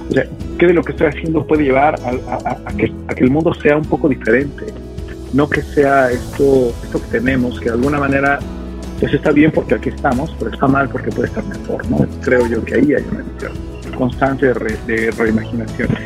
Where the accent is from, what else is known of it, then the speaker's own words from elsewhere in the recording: Mexico City, Mexico; moved away as an adult; yo llevaba 40 años de mi vida, un poquito más, ¿no? Viviendo en la Ciudad de México, es decir, desde que nací viviendo en la Ciudad de México, hoy vivo en otra ciudad